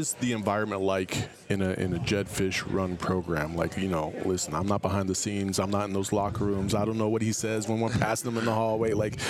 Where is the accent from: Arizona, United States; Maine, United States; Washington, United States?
Arizona, United States; Tempe; I'm born and raised in Arizona myself